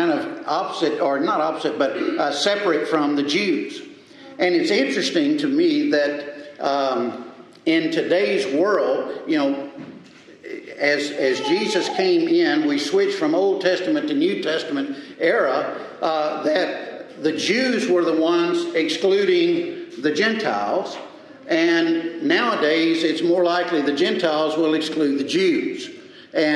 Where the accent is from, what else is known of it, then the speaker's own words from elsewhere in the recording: Mississippi, United States; also born or lived in Texas; now in Alabama, United States; I was born and raised in Mississippi, I knew I was a Texan